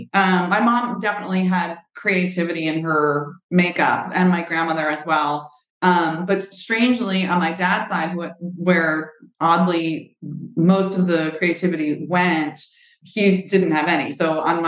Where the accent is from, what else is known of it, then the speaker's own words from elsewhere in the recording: Nanuet, New York, United States; also born or lived in Manhattan, New York City; I grew up in the suburbs, actually, of New York City. I was born in Manhattan, and then my parents moved to Rockland County when I was about 3